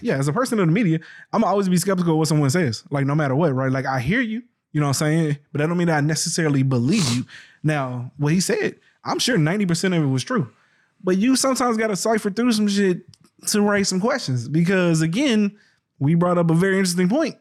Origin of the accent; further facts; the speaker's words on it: the South, United States; I grew up in the South